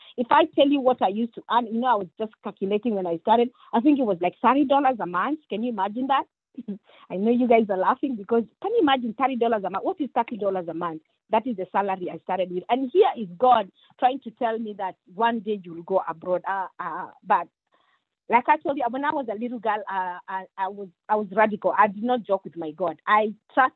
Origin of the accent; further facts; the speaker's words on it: Kenya; moved away; I come from Kenya